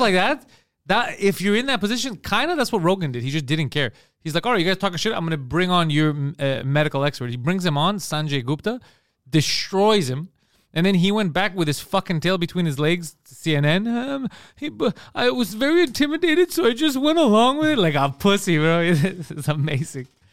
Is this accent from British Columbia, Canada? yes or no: no; Park Extension, Quebec, Canada; We're from Park X.